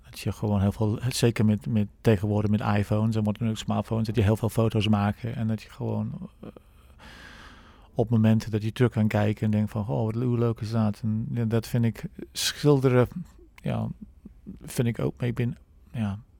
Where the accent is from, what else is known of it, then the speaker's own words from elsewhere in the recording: England, United Kingdom; Dutch is a second language; moved away as an adult; now in Netherlands; ik ben 57, eh, ik kom uit Engeland. Ik woon al middels al 29 jaar in Nederland.